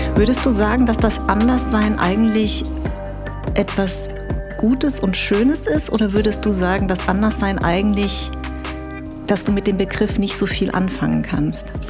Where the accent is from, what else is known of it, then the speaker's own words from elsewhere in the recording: Munich, Bavaria, Germany; now in Berlin, Germany; ich bin ja in München groß geworden.